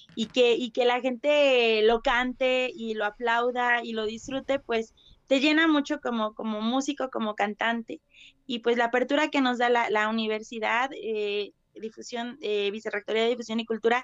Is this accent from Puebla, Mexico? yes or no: yes; Puebla, Mexico; nosotros como, como poblanos, como mexicanos